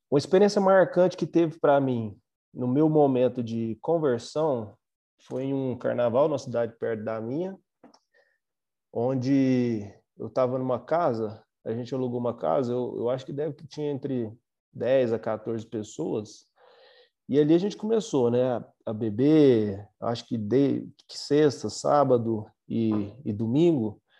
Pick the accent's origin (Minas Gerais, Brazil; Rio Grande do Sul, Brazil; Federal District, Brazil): Minas Gerais, Brazil; Uberlândia; sou da cidade de Uberlândia, Minas Gerais